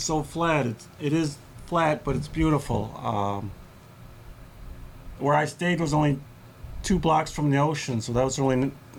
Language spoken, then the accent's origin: English; Minneapolis, Minnesota, United States; It's nice. I was born in 1974. I graduated from Washburn High School. I was in a nice part of town there.